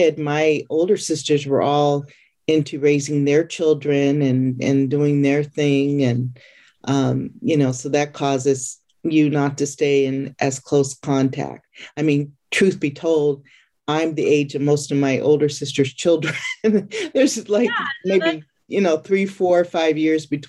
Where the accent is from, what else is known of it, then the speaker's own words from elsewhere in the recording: California, United States; I am from California, born and raised